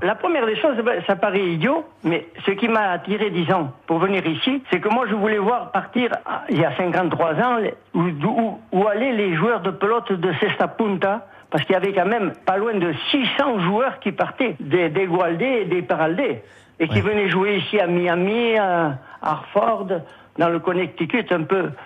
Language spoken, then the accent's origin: French; Hendaye, Nouvelle-Aquitaine, France; moved away as an adult; now in Montreal, Canada; je suis né à Handaï en 1935